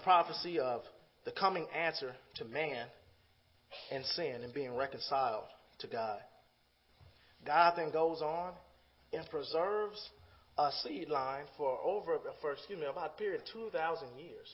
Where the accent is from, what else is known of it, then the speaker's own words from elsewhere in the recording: Chicago, Illinois, United States; I'm from the Chicago area